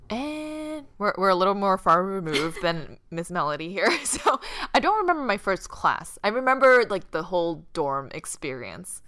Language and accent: English; Boston, Massachusetts, United States; moved away as an adult; also born or lived in California; Boston, I grew up in Boston.